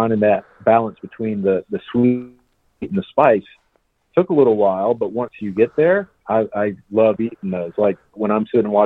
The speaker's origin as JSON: {"language": "English", "region": "South Georgia", "country": "United States", "tie": "born or raised there", "said": "I'm from South Georgia and big pecan growing area down there"}